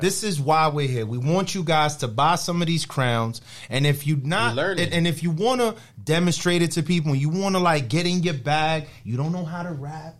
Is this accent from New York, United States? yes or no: yes; New York City, New York, United States; we're from the Bronx, man. You know where we're from? We're from the North.